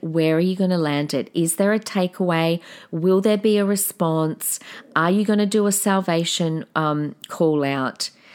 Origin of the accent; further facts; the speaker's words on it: South Australia, Australia; I've got such a different accent compared to everyone, 'cause I'm from South Australia